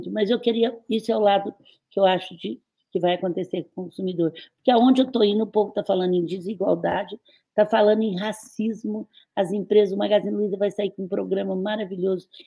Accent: Brazil; eu, eu, eu sou do Brasil.

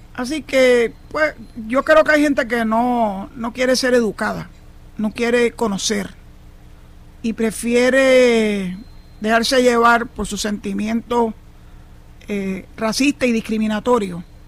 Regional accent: Puerto Rico; los 3.2 millones de puertorriqueños que somos ciudadanos americanos

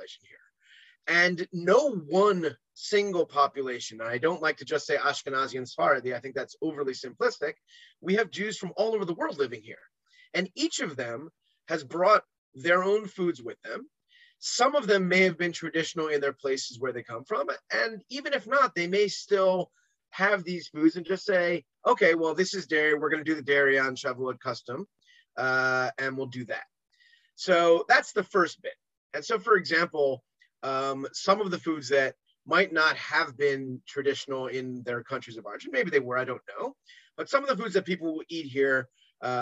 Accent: New York, United States; also born or lived in America; now in Israel; as a New Yorker

